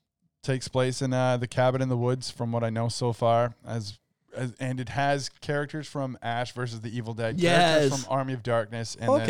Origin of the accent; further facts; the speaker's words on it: Canada; I call it Zed because I'm Canadian.